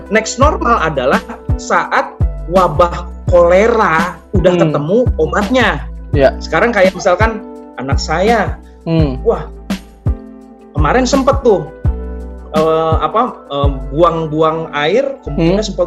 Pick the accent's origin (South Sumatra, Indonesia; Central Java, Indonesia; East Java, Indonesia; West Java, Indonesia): West Java, Indonesia; Bogor; ada yang dari Bekasi dan sisanya Jakarta, saya dari Bogor